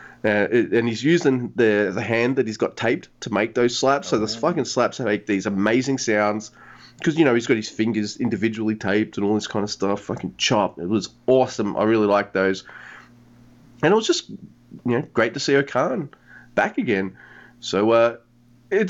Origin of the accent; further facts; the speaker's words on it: Australia; I'm Australian